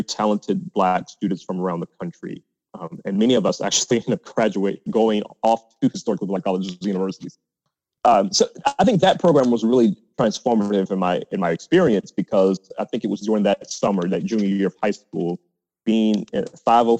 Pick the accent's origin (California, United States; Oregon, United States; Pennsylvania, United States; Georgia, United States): Georgia, United States; East Point; also born or lived in Washington, D.C.; Growing up in Atlanta, I was very familiar with Morehouse